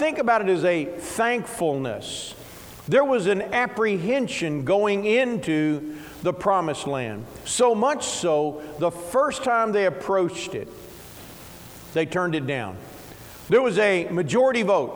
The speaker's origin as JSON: {"language": "English", "area": "Ballard County", "region": "Kentucky", "country": "United States", "tie": "born or raised there", "said": "I grew up here. I grew up in Ballard County"}